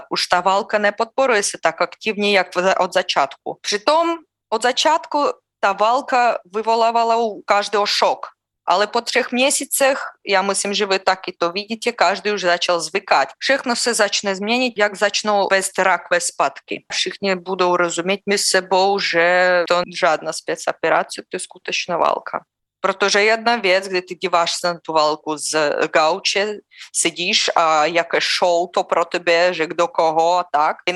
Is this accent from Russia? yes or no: yes; Russia; Czech is a second language; moved away; Já nemůžu udělat nic s tím, že já jsem narodila v Rusku.